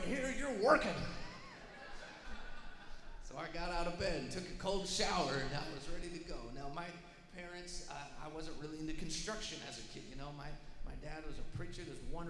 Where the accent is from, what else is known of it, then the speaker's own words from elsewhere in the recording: Denver, Colorado, United States; I was born and lived in Denver, Colorado, in a suburb